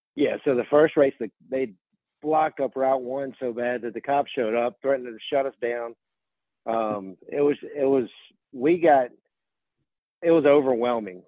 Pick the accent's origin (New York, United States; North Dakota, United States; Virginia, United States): Virginia, United States; I grew up in Virginia